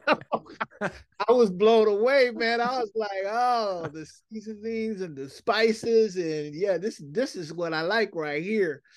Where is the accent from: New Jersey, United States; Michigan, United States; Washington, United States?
Washington, United States; Seattle; moved away; also born or lived in Bay Area, California; I moved from Seattle to, uh, the Bay Area